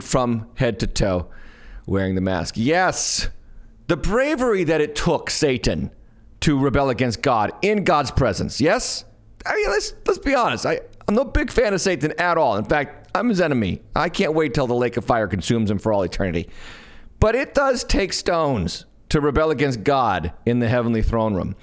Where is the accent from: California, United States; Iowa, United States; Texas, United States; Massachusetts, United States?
Massachusetts, United States; now in Smithfield, United States; I'm from Massachusetts, and my church, several of our locations are in Massachusetts, and I lived in Massachusetts most of my life